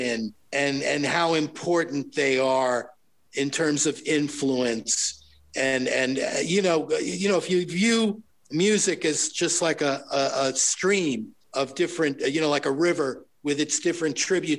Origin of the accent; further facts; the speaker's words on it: Long Island, New York, United States; I came in from Long Island, you know, into Manhattan.